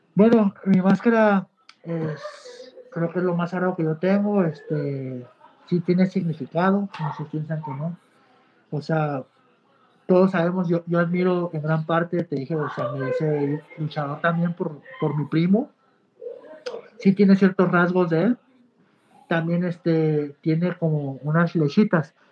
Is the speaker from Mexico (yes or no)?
yes; Mexico; soy mexicano